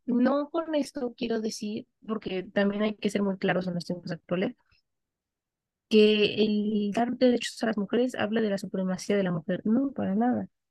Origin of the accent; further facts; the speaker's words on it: Mexico; se nos reconoce como ciudadanos mexicanos al momento que cumplimos los 18 años